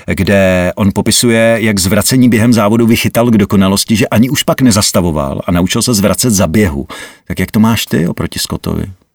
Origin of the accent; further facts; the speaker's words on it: Vrchlabí, Hradec Králové Region, Czechia; U nás v Krakonoších, protože já jsem vrchlabák